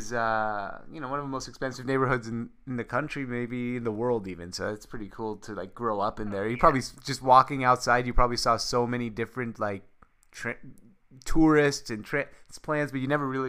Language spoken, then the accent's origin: English; Syria; born there; We're a Syrian family. My parents were born in Syria. I was born in Syria.